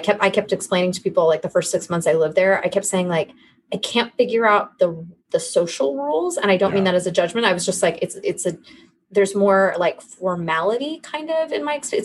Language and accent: English; California, United States; accent: California; moved away; I wouldn't say I have some extreme California accent